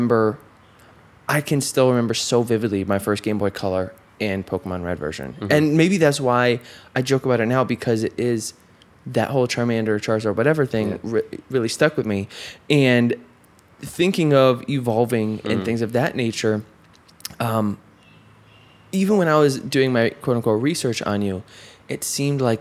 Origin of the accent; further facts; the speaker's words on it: upstate New York, United States; I'm from New York, but not from the city. So I can't claim New York. Really. I'm from weird upstate